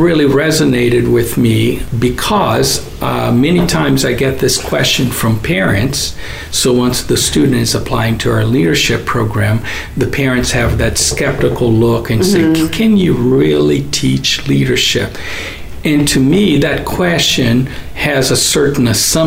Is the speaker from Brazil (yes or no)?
yes; Brazil; moved away as an adult; now in United States; I am originally from Brazil